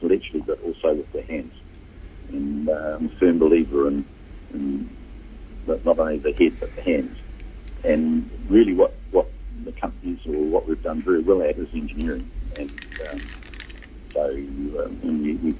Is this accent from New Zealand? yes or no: yes; Hamilton, Waikato, New Zealand; we grew up in Hamilton.